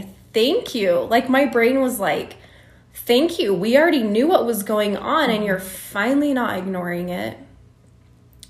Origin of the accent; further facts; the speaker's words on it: Utah, United States; In Utah. I grew up in Utah County